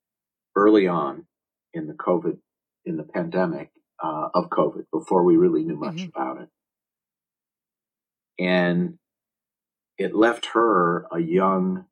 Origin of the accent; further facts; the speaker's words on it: Minneapolis, Minnesota, United States; I was born in Minneapolis, Minnesota on June 3rd, 1960